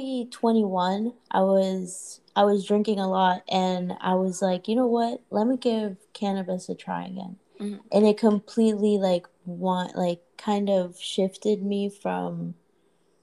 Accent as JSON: {"language": "English", "country": "Puerto Rico", "tie": "born or raised there", "also_born_or_lived": "Orlando", "moved": "yes", "said": "I grew up in Puerto Rico, and in Puerto Rico, my dad, he's been in I guess the smoke shop business"}